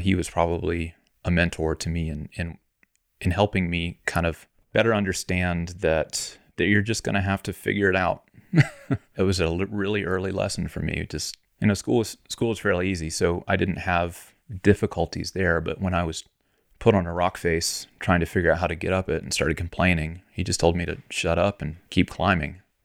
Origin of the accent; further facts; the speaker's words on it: Florida, United States; moved away as an adult; now in Colorado, United States; I grew up in Florida.